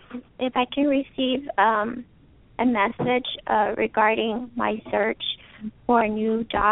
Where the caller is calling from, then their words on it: California, United States; I am calling from California.